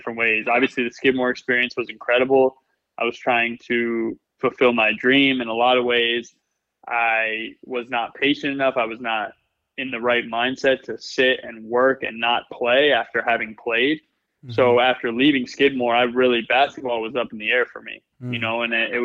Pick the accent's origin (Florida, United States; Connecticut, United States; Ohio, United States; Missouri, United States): Connecticut, United States; I grew up in Connecticut.